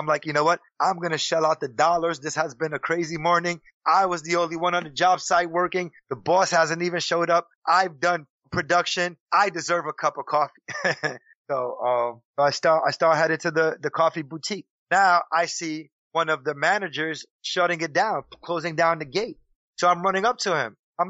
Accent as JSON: {"language": "English", "country": "Puerto Rico", "lives_now": "New York City, United States", "said": "Because I work in New York City and I live in New York City and I'm Puerto Rican. I come from the Spanish community."}